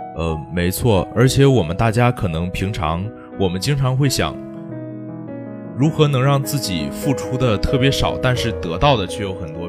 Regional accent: Jilin, China; now in Nanjing, China; 我是吉林人

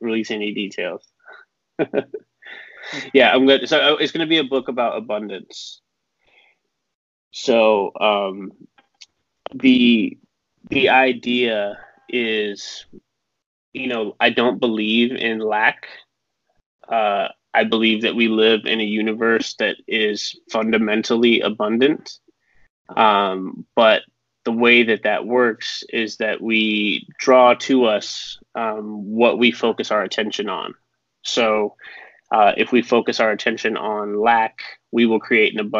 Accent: Las Vegas, Nevada, United States; I'm from Las Vegas

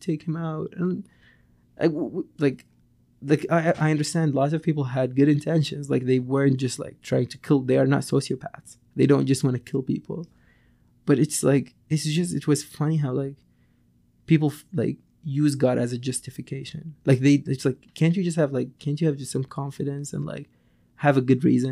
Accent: Syria; moved away as an adult; also born or lived in Damascus, Syria; now in Canada; back in Syria, like my hometown, it was really, really conservative

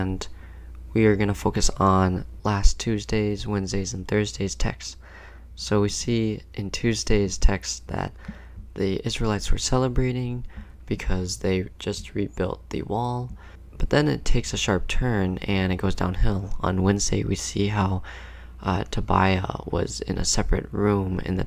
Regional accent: Minnesota, United States; I was born and raised in Minnesota

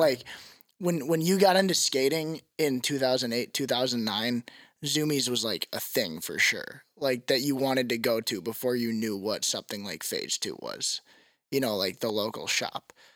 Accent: Wauwatosa, Wisconsin, United States; I'm from Wauwatosa

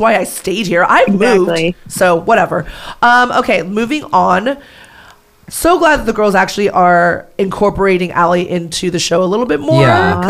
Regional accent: Manhattan Beach, California, United States; also born or lived in Santa Monica; I grew up in the South Bay, which is Manhattan Beach, Hermosa, Redondo. But I mainly grew up in Manhattan Beach.

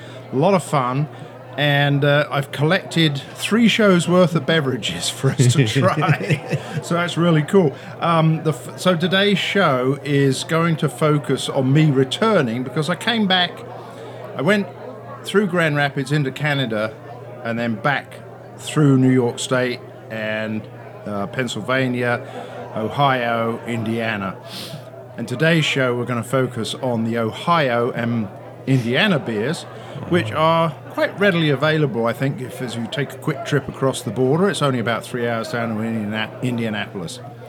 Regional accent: United Kingdom; I'm the Brit.

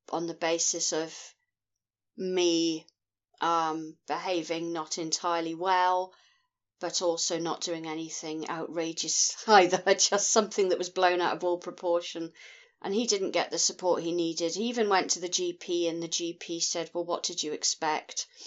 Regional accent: Scotland, United Kingdom; I'm from Scotland in the United Kingdom.

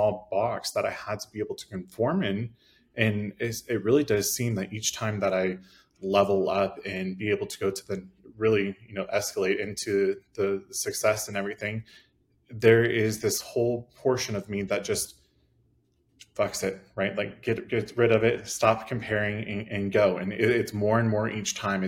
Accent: Midwest, United States; I grew up in the Midwest, I'm gay, and so obviously that is not normal around our area, small town America

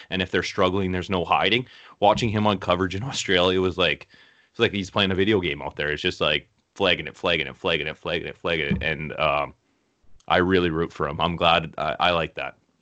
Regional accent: Canada; we're from Canada

